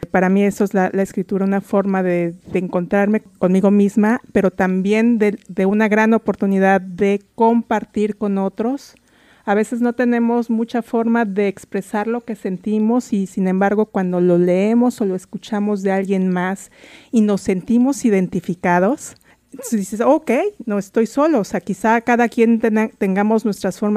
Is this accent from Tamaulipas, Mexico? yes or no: no; Mexico City, Mexico; now in Seattle, United States; soy inmigrante antes que nada, soy de la Ciudad de México, llegué a vivir aq